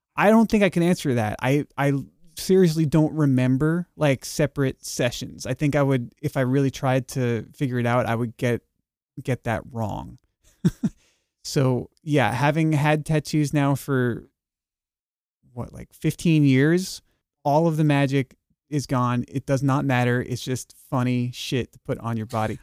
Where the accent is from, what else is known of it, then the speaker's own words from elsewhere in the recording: New York, United States; moved away; also born or lived in Texas; after moving back to New York, uh, from being a Texan for ten years